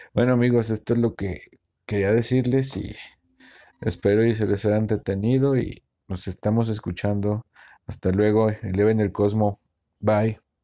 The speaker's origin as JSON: {"language": "Spanish", "town": "Guadalajara", "region": "Jalisco", "country": "Mexico", "said": "soy de Guadalajara, Jalisco, México"}